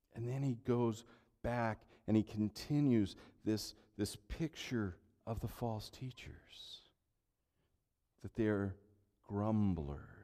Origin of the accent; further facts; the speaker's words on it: Central Valley, California, United States; now in Minnesota, United States; Growing up in California